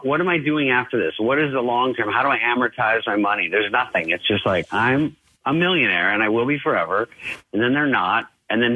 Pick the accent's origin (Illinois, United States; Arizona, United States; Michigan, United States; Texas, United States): Arizona, United States; I was a skateboarder from Arizona